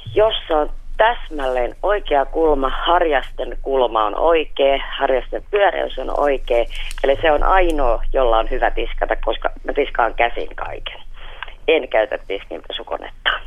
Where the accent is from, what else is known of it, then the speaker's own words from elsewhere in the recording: Pori, Satakunta, Finland; mä oon Porista.